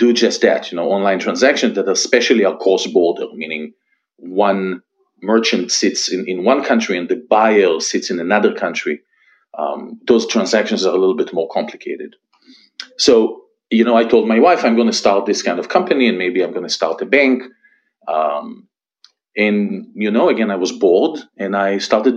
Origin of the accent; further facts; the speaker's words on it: Israel; moved away as an adult; I was born and raised in Israel. You can probably still hear it from my accent. I'm here for about 15 years, something like that, followed my wife.